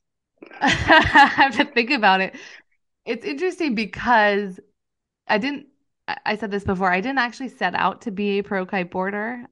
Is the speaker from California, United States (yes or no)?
yes; Northern California, United States; also born or lived in San Diego; I grew up in Northern California in a really rural area